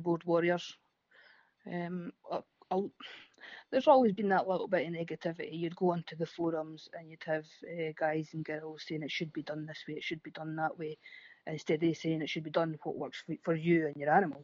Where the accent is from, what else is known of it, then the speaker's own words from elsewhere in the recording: Fife, Scotland, United Kingdom; I'm Fife, which is just north of Edinburgh, over the bridge, the east coast